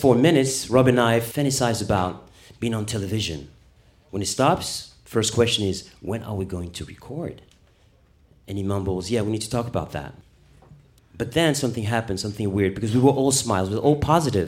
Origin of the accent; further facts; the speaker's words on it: Paris, Île-de-France, France; moved away; also born or lived in Munich, Germany; I was born in Paris